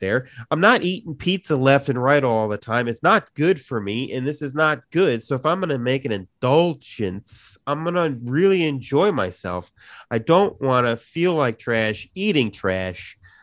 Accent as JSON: {"language": "English", "town": "Chicago", "region": "Illinois", "country": "United States", "tie": "born or raised there", "said": "growing up in Chicago, you know, in the Chicago area"}